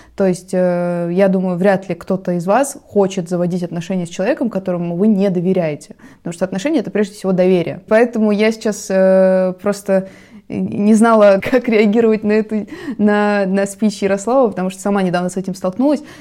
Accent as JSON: {"language": "Russian", "country": "Russia", "said": "у нас на родине"}